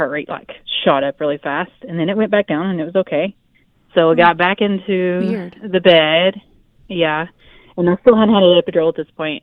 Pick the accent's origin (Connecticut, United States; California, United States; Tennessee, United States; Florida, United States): Tennessee, United States; now in Utah, United States; I'm from Tennessee.